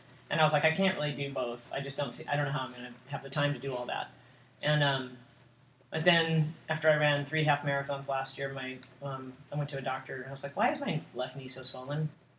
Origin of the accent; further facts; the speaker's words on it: Los Angeles, California, United States; also born or lived in San Francisco; I was born in San Francisco, but I grew up in Los Angeles, and then I moved to San Francisco in the late 80s to finish college